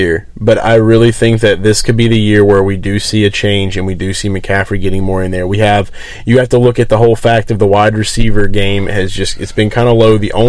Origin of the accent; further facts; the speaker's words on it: Carolina, United States; You ever heard somebody say Carolina? I'm from Carolina.